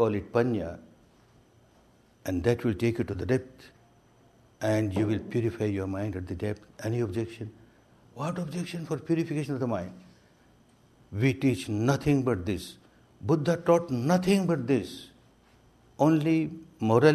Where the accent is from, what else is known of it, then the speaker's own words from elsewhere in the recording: Myanmar; moved away as an adult; also born or lived in India; I was born and brought up in Myanmar